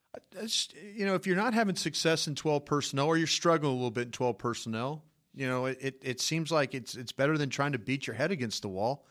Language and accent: English; Dallas, Texas, United States; I told nobody I was from Dallas